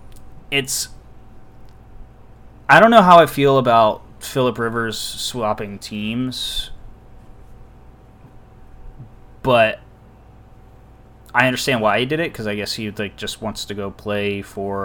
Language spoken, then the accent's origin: English; United States; I'm American